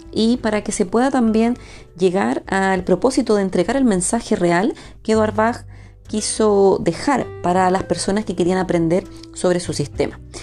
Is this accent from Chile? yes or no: yes; Chile; Chile, mi país de origen